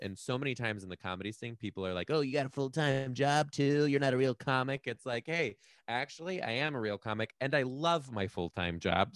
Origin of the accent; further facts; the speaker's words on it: Detroit, Michigan, United States; moved away as an adult; also born or lived in Chicago; now in Seattle, United States; I'm from Detroit